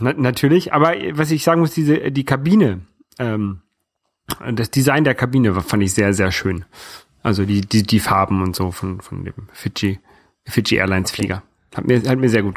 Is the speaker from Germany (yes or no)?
yes; Hamburg, Germany; now in France; I'm German living in France. Irgendwann habe ich dann nur noch gesagt, ich komme aus Hamburg